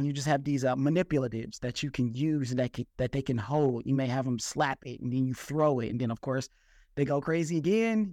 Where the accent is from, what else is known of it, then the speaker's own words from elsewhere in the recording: Detroit, Michigan, United States; I'm from Detroit, Michigan